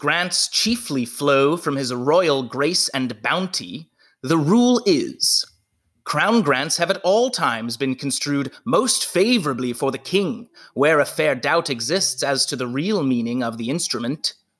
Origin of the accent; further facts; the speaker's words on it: Maryland, United States; born there; Actually, I was born in Maryland, although I didn't spend much time there.